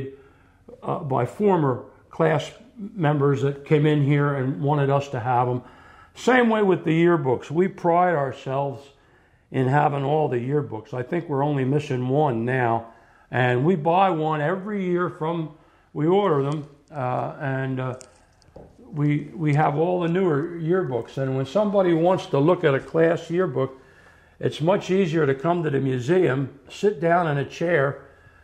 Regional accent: Spring City, Pennsylvania, United States; I'm from Spring City. I live in Spring City.

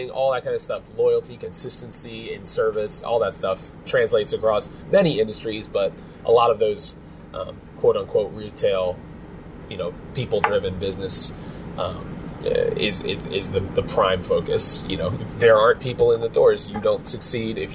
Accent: Phoenixville, Pennsylvania, United States; around, which was nice growing up in Phoenixville.

